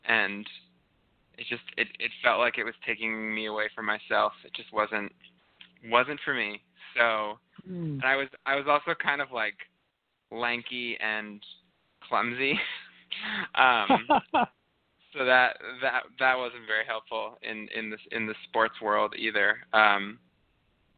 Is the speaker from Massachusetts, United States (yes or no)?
yes; Northampton, Massachusetts, United States; I'm actually from Northampton, Massachusetts, which is affectionately called Lesbianville.